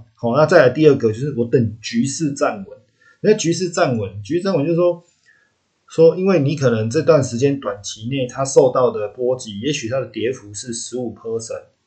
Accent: Taiwan; 我们台湾这边

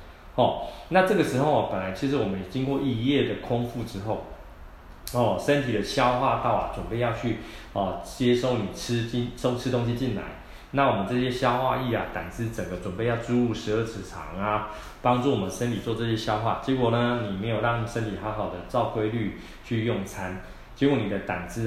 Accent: Taiwan; 我们台湾啊，说是美食王国啊，讲的可爱一点啊，就是说我们台湾人哦，太会乱吃了哈。

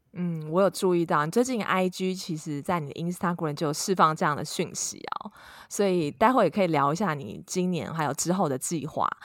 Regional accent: Taiwan; 我们台湾人亚洲在这方面还是其实蛮，蛮传统的

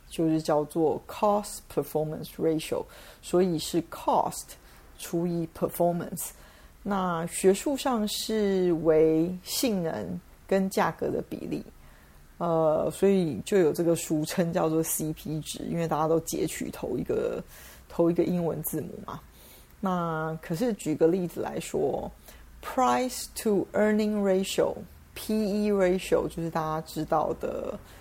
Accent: Taiwan; 我们台湾人习惯说

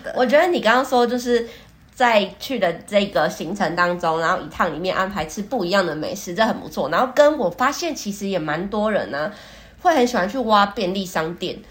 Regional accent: Taiwan; 如果是我们台湾人

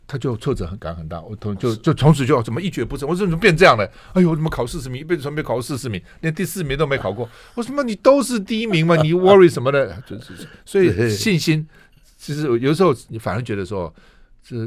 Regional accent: Tainan, Taiwan; also born or lived in Keelung / Taipei / Luodong; 我我是基隆出生，然后我我我我跟我妈妈嘛哈，在台北，然后到罗东，哦乡下地方，所以从小然后到台南，那时候台南也其实也蛮蛮蛮乡下的

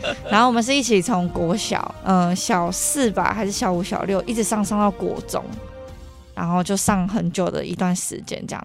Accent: Taichung, Taiwan; 因为像我是台中人嘛

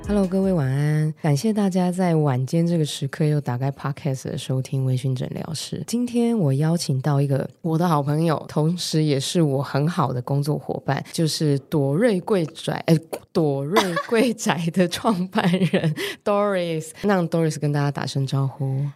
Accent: Taiwan; 我们台湾人还是会有一点点保守

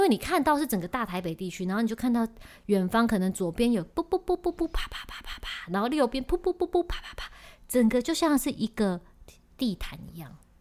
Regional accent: Taiwan; 我们台湾人

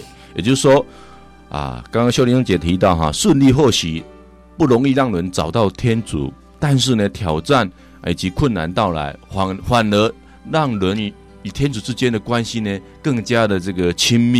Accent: China; 在我们中国人来讲啊，真的很不容易。

